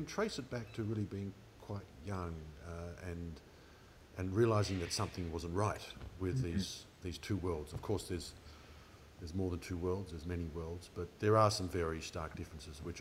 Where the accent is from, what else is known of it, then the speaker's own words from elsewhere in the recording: Melbourne, Victoria, Australia; also born or lived in Asia; I was born in Melbourne